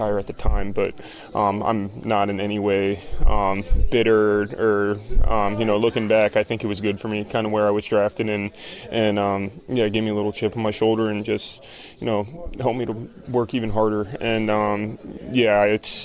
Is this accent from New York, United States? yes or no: no; Florida, United States; I grew up in Florida